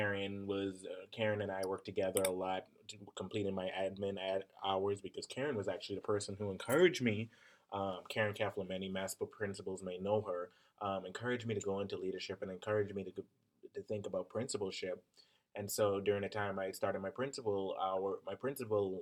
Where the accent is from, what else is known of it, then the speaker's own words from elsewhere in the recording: Bahamas; moved away as an adult; now in Minnesota, United States; My background is I'm from the Bahamas originally, and moving here to Minnesota